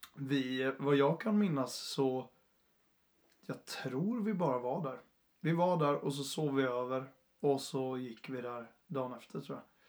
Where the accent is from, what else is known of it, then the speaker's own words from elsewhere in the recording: Jönköping, Jönköping County, Sweden; also born or lived in Uppsala; Jag är från Jönköping ursprungligen